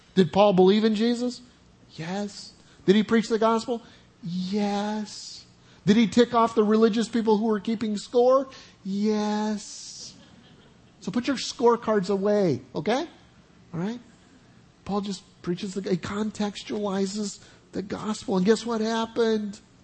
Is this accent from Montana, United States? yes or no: no; Oklahoma, United States; I'm from Oklahoma